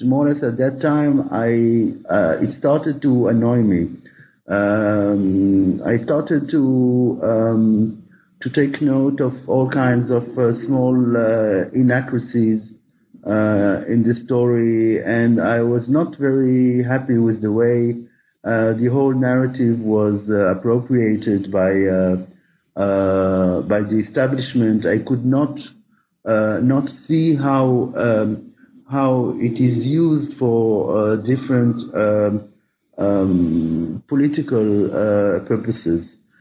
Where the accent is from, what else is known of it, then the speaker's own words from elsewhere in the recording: Israel; moved away as an adult; also born or lived in Paris, France; I left Israel